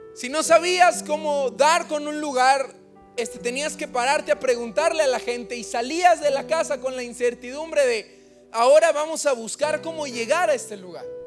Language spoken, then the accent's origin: Spanish; Acapulco, Guerrero, Mexico; now in Oaxaca, Mexico; Nosotros somos de Acapulco